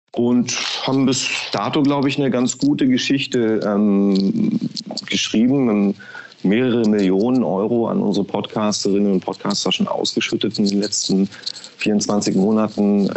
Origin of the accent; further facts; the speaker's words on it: Berlin, Germany; moved away as an adult; also born or lived in Potsdam / Frankfurt / Düsseldorf; now in Munich, Germany; bin geboren in Potsdam, aufgewachsen in Berlin, meine ersten 20 Jahre dort verbracht im Ostteil der Stadt